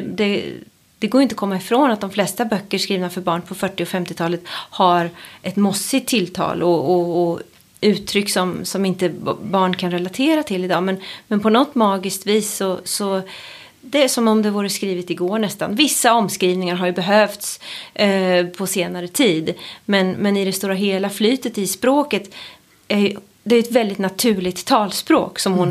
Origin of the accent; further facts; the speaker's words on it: Sweden; jag är just uppvuxen i Sverige på, på 80-talet